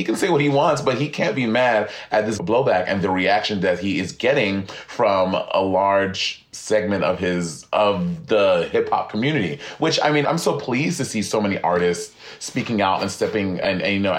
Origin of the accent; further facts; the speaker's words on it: St. Lucia; moved away; growing up, I grew up in St. Lucia